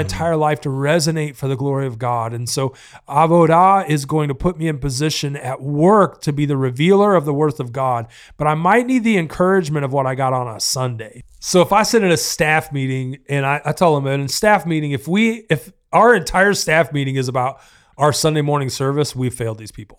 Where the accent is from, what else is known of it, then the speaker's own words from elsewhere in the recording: the South, United States; I'm from the South